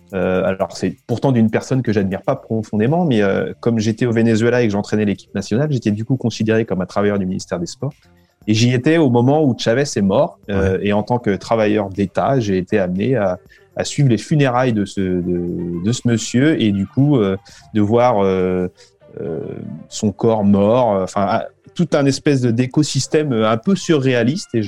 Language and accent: French; France; moved away as an adult; Je me suis moi-même senti un petit peu euh, euh, étranger, immigré quand je suis revenu en France au bout de dix ans à l'étranger. C'était